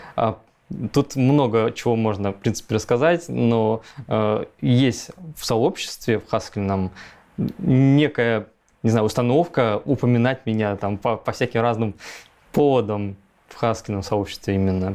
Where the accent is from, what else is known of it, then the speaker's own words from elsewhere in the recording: Chita, Zabaykalsky Krai, Russia; moved away as an adult; also born or lived in Novosibirsk; это было Забайкалье, Чита, Читинская область. А, я там вырос, фактически я там 20-25 лет прожил